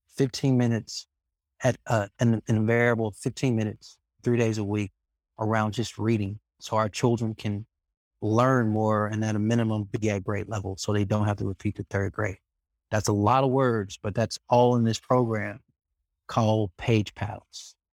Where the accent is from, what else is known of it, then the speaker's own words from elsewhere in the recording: Birmingham, Alabama, United States; trying to make a difference in my hometown